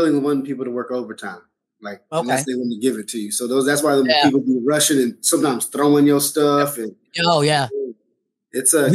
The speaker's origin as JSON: {"language": "English", "town": "Houston", "region": "Texas", "country": "United States", "said": "I grew up on, I'm from the south side. I'm from Southwest Houston."}